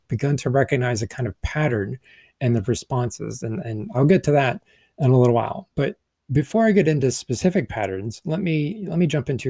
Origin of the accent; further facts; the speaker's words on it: the American South, United States; I'm a Southerner